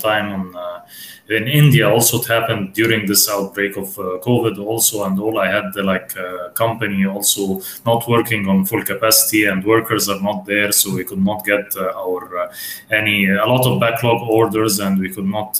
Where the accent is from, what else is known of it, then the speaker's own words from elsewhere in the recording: Egypt; we are both from Egypt